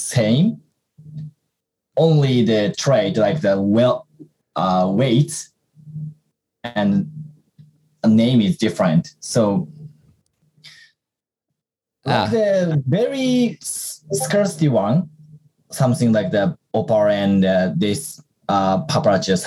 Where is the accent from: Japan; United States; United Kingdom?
Japan; we're from Japan